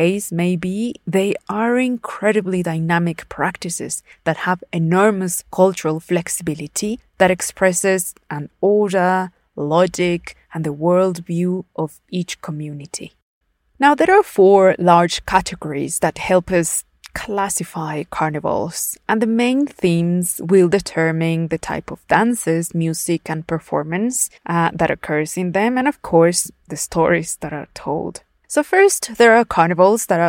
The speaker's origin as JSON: {"language": "English", "region": "Puebla", "country": "Mexico", "tie": "born or raised there", "said": "my home state of Puebla"}